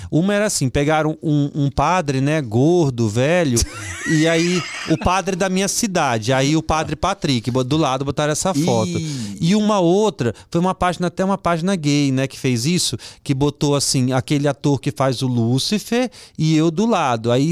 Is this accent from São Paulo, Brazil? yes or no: no; Vitória, Espírito Santo, Brazil; eu estava fazendo um evento lá na minha terra, no Espírito Santo, em Vitória